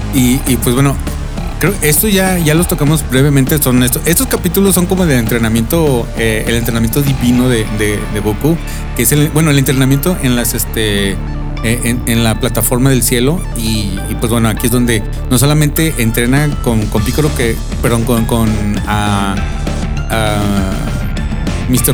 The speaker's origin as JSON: {"language": "Spanish", "country": "Mexico", "said": "Sí, pues que somos mexicanos"}